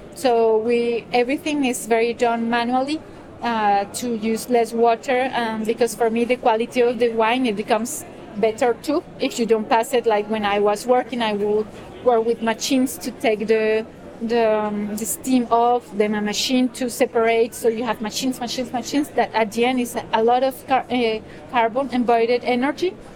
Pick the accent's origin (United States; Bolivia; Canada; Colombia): Colombia; now in France; I live in France. Uh, my family is in France. My children are in France. Uh, but I come from Colombia originally.